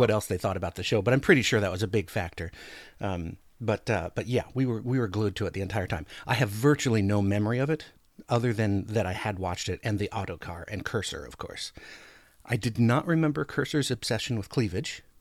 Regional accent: Anchorage, Alaska, United States; now in Oregon, United States; I grew up in Anchorage, Alaska

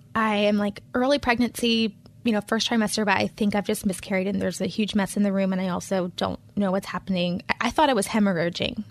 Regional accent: Charlotte, North Carolina, United States; moved away as an adult; also born or lived in Pennsylvania; I'm a native charlatan, so I was born in Presbyterian Hospital in the eighties

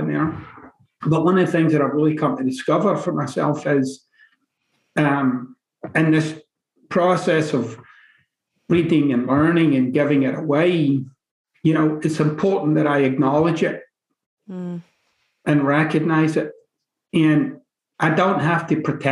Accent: Glasgow, Scotland, United Kingdom; moved away; I'm from the East End of Glasgow

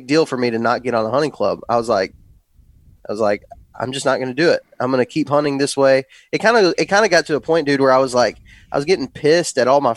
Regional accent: West Texas, United States; moved away as an adult; now in Alabama, United States; I grew up in West Texas and grew up hunting that, kind of Texas scene

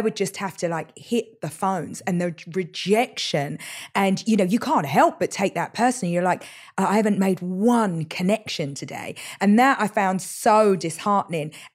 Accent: London, United Kingdom; moved away; East London has been very defining of me

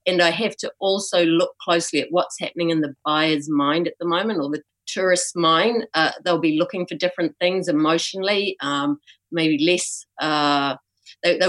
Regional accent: New Zealand; now in Egypt; I'm a Kiwi and I came home after not being here for 3 years and I got stuck here

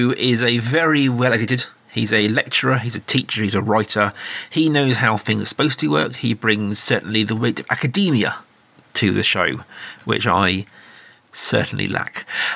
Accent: United Kingdom; as a Brit

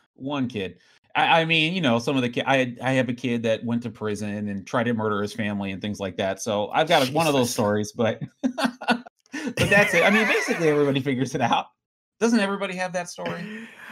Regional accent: Riverside, California, United States; I grew up in Riverside

